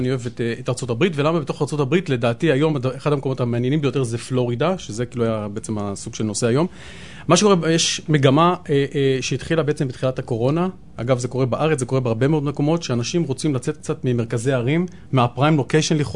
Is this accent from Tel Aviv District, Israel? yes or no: yes; Tel Aviv, Tel Aviv District, Israel; אבל אני גדלתי, כשהייתי קטן, גדלתי פה די קרוב בדר יוסף, ו- ו- וזה היה שכונת פשע.